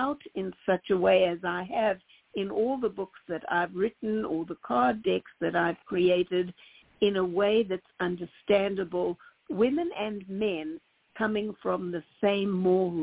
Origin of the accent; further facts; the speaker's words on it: South Africa; moved away; When I grew up in South Africa in the 50s and 60s